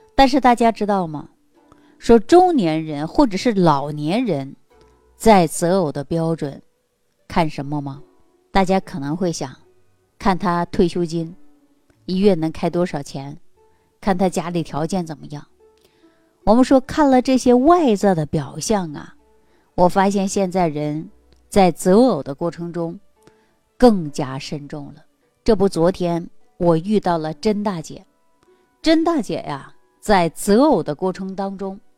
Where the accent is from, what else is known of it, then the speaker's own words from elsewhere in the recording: Jilin, China; 在我们吉林老家